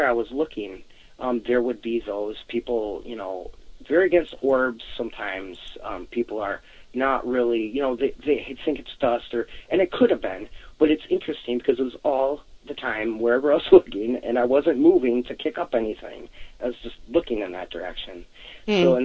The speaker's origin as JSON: {"language": "English", "region": "Wisconsin", "country": "United States", "said": "I'm from Wisconsin"}